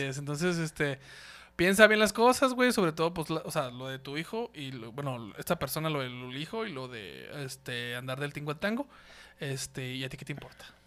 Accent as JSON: {"language": "Spanish", "town": "Ciudad Juárez", "region": "Chihuahua", "country": "Mexico", "said": "nosotros somos de, de Ciudad Juárez, güey, de Ciudad Juárez."}